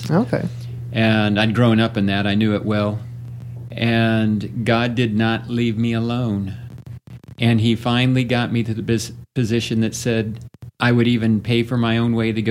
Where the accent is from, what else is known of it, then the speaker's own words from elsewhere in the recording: Michigan, United States; also born or lived in Texas / Arkansas / Louisiana / Maryland; Originally, I am from born and raised in Michigan. I've been in multiple states since Texas, Arkansas, Louisiana, Maryland, Idaho, Ohio, South Dakota.